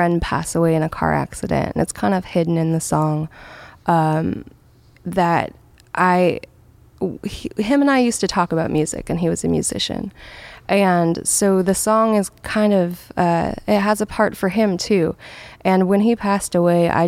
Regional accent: Washington, United States; moved away as an adult; also born or lived in San Diego, California; now in California, United States; I never felt like I belonged in my hometown

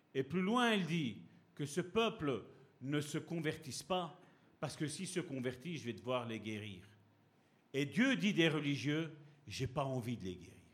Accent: Italy; je suis italien

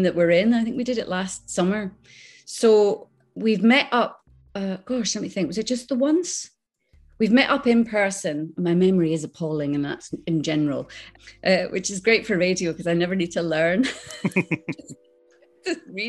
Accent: Islay, Scotland, United Kingdom; accent: Scottish; moved away; also born or lived in Skegness, Lincolnshire; I was brought up on Isla, and I went to a little tiny primary school.

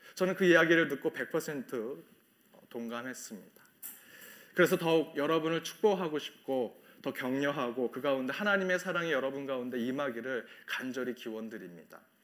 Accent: South Korea; now in Chicago, United States; 우리 한국 이민교회

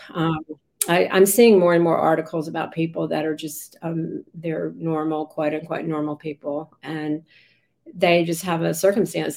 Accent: Raleigh, North Carolina, United States; I grew up in Raleigh, and um, we were a family of five

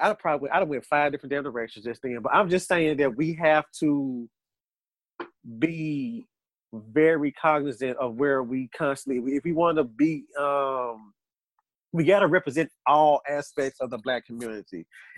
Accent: the Bible Belt, United States; We're in the Bible. We were raised in the Bible Belt.

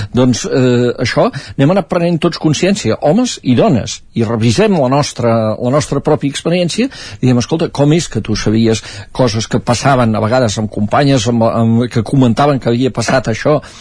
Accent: Sant Joan de les Abadesses, Catalonia, Spain; sota casa meva a eh, Sant Joan de les Abadesses, al meu poble

